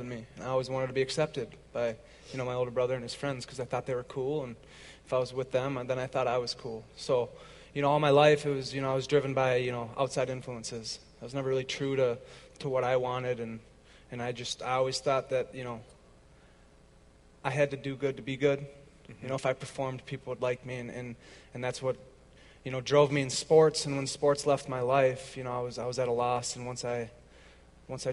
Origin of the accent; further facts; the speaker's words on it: Roseville, Minnesota, United States; I'm from Roseville. Went to Roseville High School